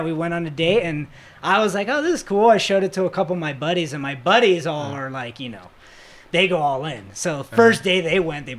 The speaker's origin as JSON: {"language": "English", "region": "Florida", "country": "United States", "moved": "yes", "said": "I'm from Florida."}